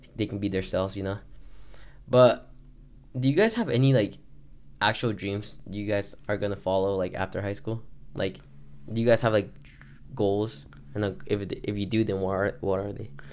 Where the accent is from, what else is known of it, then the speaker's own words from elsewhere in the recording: Texas, United States; now in Colorado, United States; I grew up in Texas